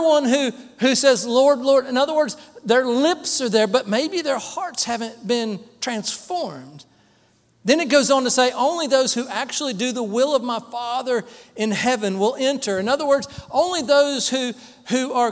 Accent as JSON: {"language": "English", "town": "Dallas", "region": "Texas", "country": "United States", "tie": "born or raised there", "said": "I was born in Dallas, Texas"}